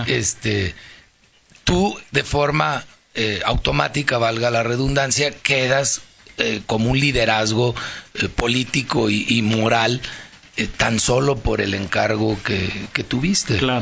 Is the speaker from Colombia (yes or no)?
no; León, Guanajuato, Mexico; yo soy de León y aquí, aquí hago mi vida y aquí fui criado